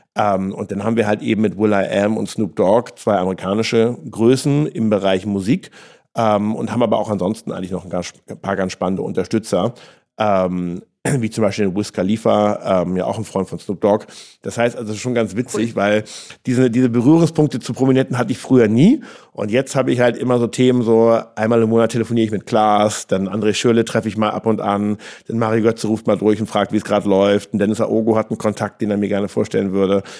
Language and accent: German; Flensburg, Schleswig-Holstein, Germany; moved away as an adult; also born or lived in Sydney, Australia; now in Berlin, Germany; Flensburg ist für mich wirklich Heimat. Ich bin an der Küste groß geworden.